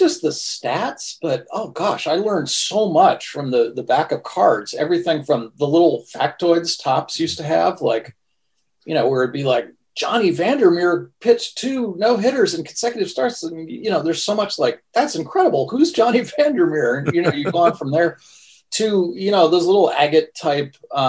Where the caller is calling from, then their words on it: Brooklyn, New York, United States; I'm here in Brooklyn.